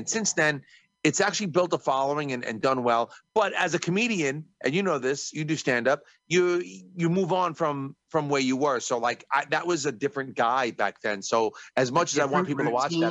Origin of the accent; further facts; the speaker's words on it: New York, United States; I'm from New York